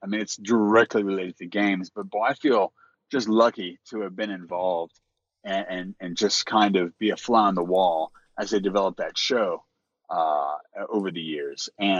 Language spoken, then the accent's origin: English; Louisiana, United States; I'm actually Cajun through and through.